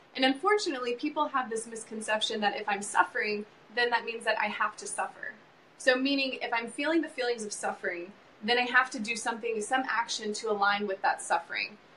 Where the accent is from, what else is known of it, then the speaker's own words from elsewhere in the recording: South Carolina, United States; I grew up in South Carolina, so I grew up on the East Coast